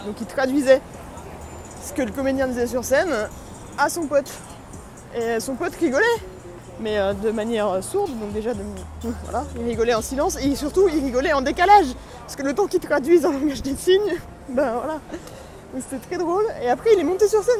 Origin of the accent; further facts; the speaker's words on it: France; now in New York, United States; je suis français, évidemment